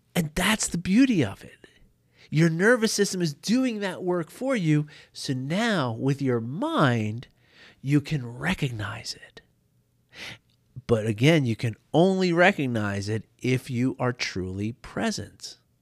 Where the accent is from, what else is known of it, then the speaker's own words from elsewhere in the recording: New York City, New York, United States; I grew up in New York City